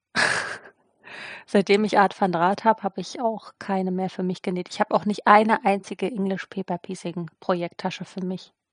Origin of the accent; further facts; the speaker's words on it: eastern Germany, Germany; moved away; Ich komme ja auch aus dem Osten ursprünglich